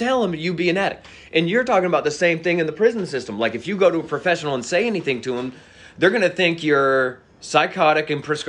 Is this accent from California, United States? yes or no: no; Georgia, United States; You know, I'm from Fayette County, right?